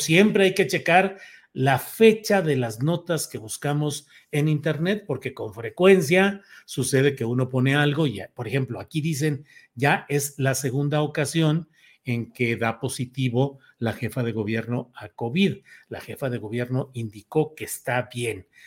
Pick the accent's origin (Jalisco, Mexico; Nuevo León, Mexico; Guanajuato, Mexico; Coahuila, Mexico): Coahuila, Mexico; Torreón; moved away; also born or lived in San Luis Potosí; desde mi natal, Torreón, Coahuila